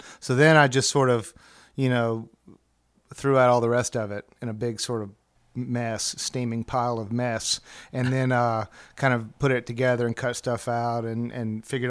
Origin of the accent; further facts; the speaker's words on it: Birmingham, Alabama, United States; moved away as an adult; I grew up in Birmingham, in Birmingham the whole time.